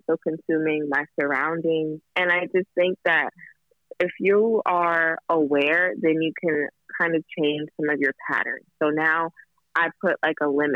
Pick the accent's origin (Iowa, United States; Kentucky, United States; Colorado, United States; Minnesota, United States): Kentucky, United States; now in Los Angeles, United States; My grandmother, we're from Kentucky